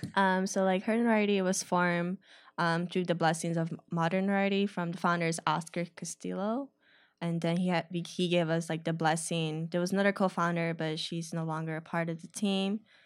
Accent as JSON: {"language": "English", "town": "Chicago", "region": "Illinois", "country": "United States", "tie": "born or raised there", "said": "I grew up on the north side of the city."}